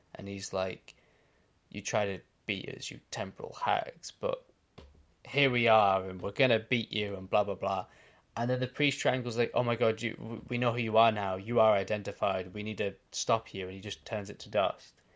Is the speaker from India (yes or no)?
no; Australia; I'm Australian